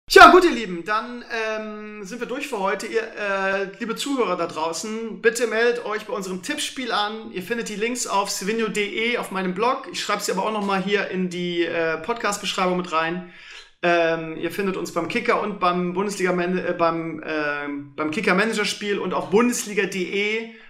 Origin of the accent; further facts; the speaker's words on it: Bremen, Germany; hoffe natürlich als Bremer auf eine ruhige Saison